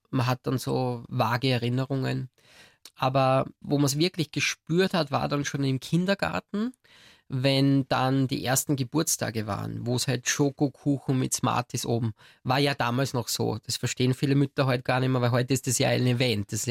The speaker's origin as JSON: {"language": "German", "country": "Austria", "said": "Bei uns in Österreich sagt man glätzeln, also man, man kratzte sich dann das auf."}